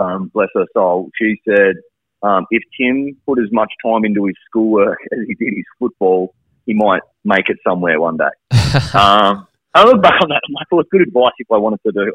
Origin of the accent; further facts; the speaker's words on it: Colac, Victoria, Australia; now in Melbourne, Australia; I grew up in Colac